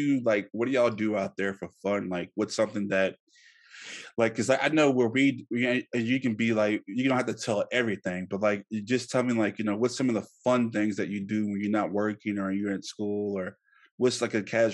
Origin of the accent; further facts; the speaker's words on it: Louisiana, United States; like in Louisiana, people say, well, where are you from? And I'll say, like, Louisiana, and they'll automatically think that I'm from New Orleans.